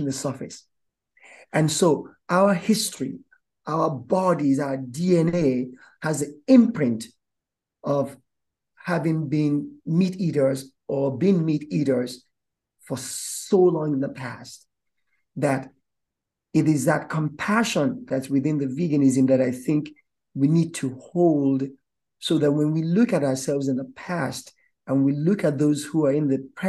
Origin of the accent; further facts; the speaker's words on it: Nigeria; As a Nigerian myself